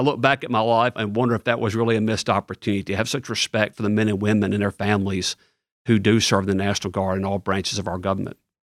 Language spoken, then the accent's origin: English; Ripley, Tennessee, United States; moved away as an adult; also born or lived in Bartlett, Tennessee; now in East Tennessee, United States; I grew up in Ripley, Tennessee, which is all the way on the western part of the state, about an hour north of Memphis